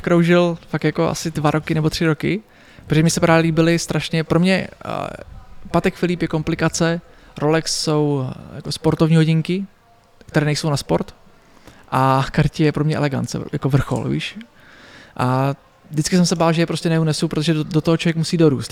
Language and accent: Czech; Pardubice, Pardubice Region, Czechia; v Pařimovi, odkud pocházím